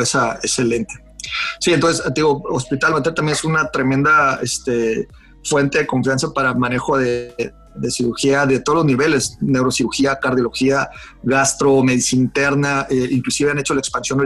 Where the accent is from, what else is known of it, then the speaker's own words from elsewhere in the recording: Mexicali, Baja California, Mexico; also born or lived in Guadalajara; yo realmente nací en Guadalajara, pero yo soy un cachanilla eh, armado en el, sur y exportado al norte. O sea, yo nací en Guadalajara porque mi papá estaba haciendo la especialidad de Guadalajara, en Guadalajara, pues mi mamá también era de Guadalajara, pues, nací ahí, pero rápido me vine para acá